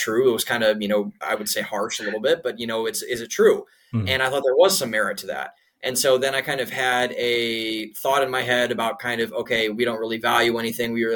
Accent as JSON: {"language": "English", "town": "Cleveland", "region": "Ohio", "country": "United States", "also_born_or_lived": "Columbus, Ohio / Boston / Florida / Pittsburgh", "moved": "as an adult", "lives_now": "Austin, United States", "said": "I'm from Cleveland, Ohio, and up in Northeast Ohio."}